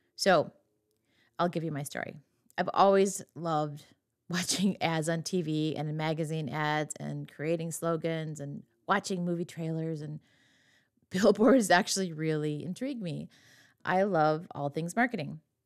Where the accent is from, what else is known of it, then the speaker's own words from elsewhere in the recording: western Wisconsin, United States; my hometown, my very small hometown in western Wisconsin